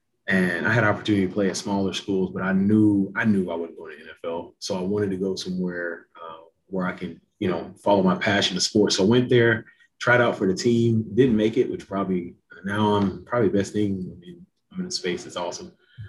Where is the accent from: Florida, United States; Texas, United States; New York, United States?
Texas, United States; Missouri City; I'm from Missouri City, Texas, which is right outside of Houston. Most city, as most people know it.